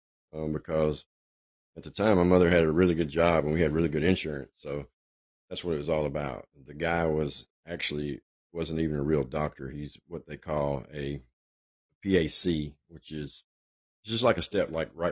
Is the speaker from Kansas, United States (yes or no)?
no; Nashville, Tennessee, United States; I was born in Nashville, Tennessee